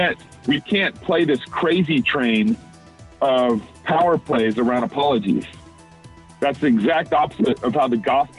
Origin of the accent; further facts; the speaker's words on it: Texas, United States; As you guys know, I'm from Texas.